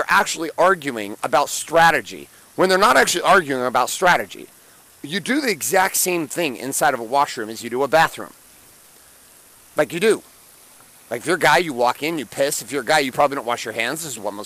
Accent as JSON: {"language": "English", "country": "United States", "said": "I'm from the United States"}